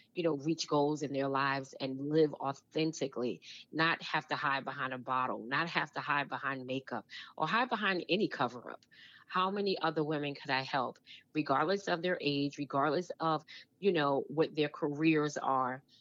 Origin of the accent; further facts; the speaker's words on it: New York City, New York, United States; moved away as an adult; also born or lived in New Jersey; I grew up in Brooklyn, New York